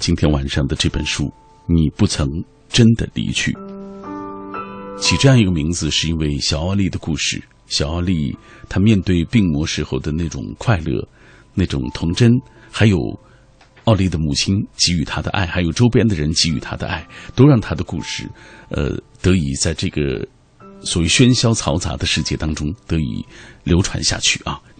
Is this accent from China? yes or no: yes; China; 我们中国人有一句话说：“白发人送黑发人。”